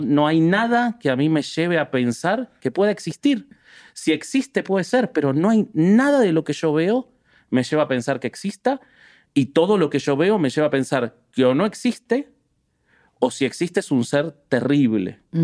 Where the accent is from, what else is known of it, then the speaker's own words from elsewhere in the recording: Buenos Aires, Argentina; Yo que me crié en Buenos Aires, una ciudad que se prestigia de progresista